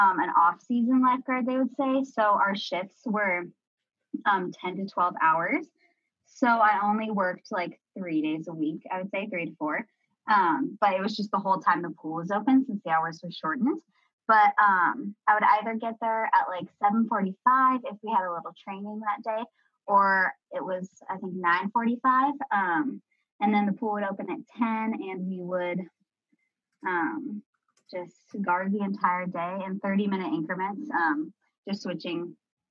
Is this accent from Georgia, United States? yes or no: no; Washington, United States; I'm from Washington